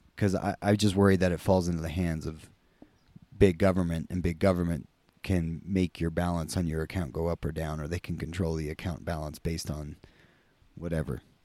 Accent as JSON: {"language": "English", "country": "United States", "said": "we're both American"}